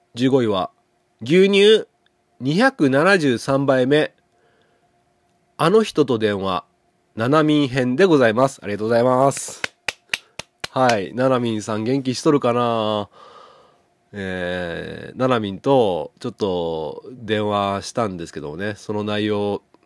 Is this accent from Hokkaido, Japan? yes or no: no; Setouchi, Okayama, Japan; 僕の地元の牛窓